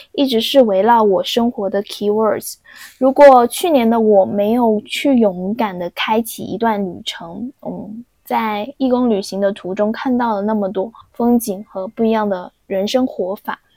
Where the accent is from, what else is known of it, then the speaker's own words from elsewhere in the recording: China; 我说我是中国人啊